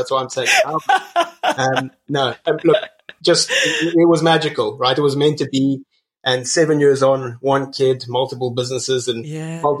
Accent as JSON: {"language": "English", "town": "Cape Town", "region": "Western Cape", "country": "South Africa", "tie": "born or raised there", "also_born_or_lived": "Botswana / Namibia", "said": "So I was raised in Botswana, I was raised in Namibia, as well as Cape Town."}